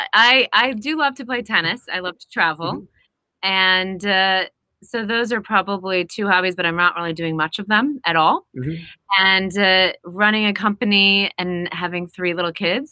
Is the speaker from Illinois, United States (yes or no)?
yes; Bloomington, Illinois, United States; now in Brooklyn, United States; Bloomington is in the middle of the state, so I'm from originally central Illinois